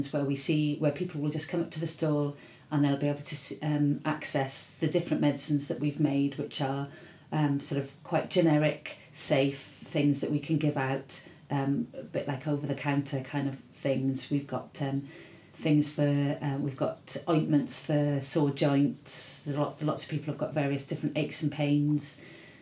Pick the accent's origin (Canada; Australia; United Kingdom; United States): United Kingdom; Wales; I was from Wales